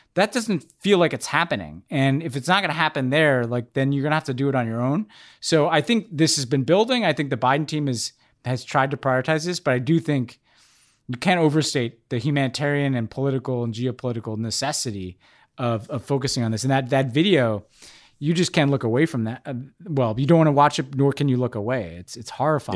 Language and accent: English; New York, United States; as a New Yorker